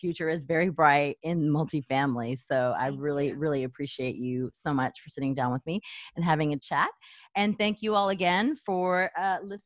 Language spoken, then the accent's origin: English; El Paso, Texas, United States; moved away; I'm from El Paso, Texas